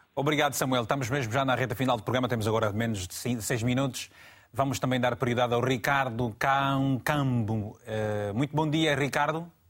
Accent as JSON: {"language": "Portuguese", "region": "Malanje", "country": "Angola", "moved": "yes", "lives_now": "Portugal", "said": "a partir da província de Malange, da minha terra querida. Angola, Malange"}